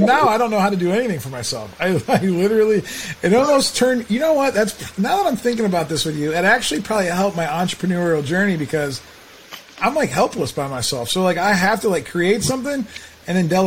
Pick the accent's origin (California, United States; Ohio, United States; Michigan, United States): Ohio, United States; Canton; a kid from Canton, Ohio, who was like supposed to be a Cavs fan